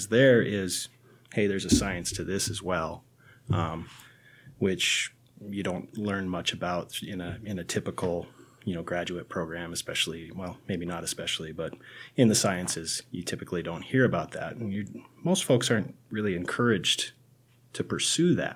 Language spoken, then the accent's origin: English; Pelican Rapids, Minnesota, United States; moved away as an adult; also born or lived in Jamestown, North Dakota / Fargo, North Dakota; now in Chadron, United States; I grew up in Pelican Rapids, Minnesota, a small town in western Minnesota